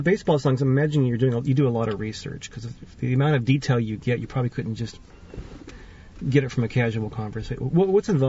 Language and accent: English; Watsonville, California, United States; I was born and raised here in Watsonville